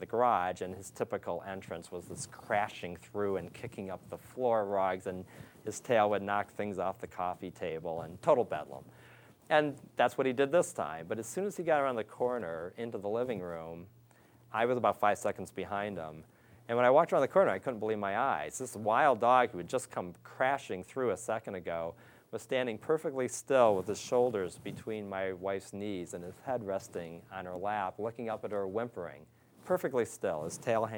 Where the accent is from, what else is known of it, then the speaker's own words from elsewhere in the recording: Pontiac, Michigan, United States; moved away as an adult; also born or lived in Detroit, Michigan / Ohio; I was born in Detroit and grew up just outside Pontiac, Michigan.